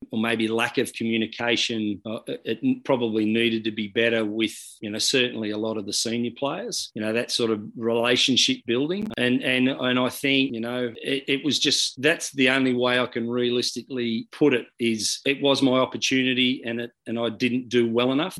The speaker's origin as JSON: {"language": "English", "region": "New South Wales", "country": "Australia", "said": "I'm a very passionate New South Welshman. I love my state, I love my hometown, I love living in Sydney"}